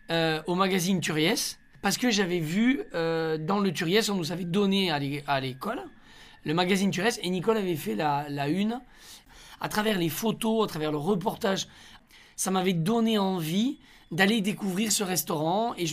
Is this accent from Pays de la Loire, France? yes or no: no; Onet-le-Château, Occitania, France; moved away as an adult; also born or lived in Rodez; now in Paris, France; Une enfance à Honnay-le-Château. Bah, c'est là où j'ai grandi. Euh, je suis né à Rodez euh, parce que mes parents habitaient euh, à Rodez quand, je suis né